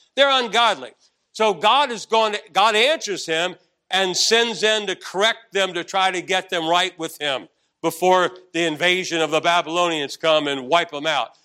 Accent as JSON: {"language": "English", "town": "Arlington", "region": "Virginia", "country": "United States", "tie": "born or raised there", "also_born_or_lived": "Washington, D.C.", "said": "we came back into Arlington, Virginia"}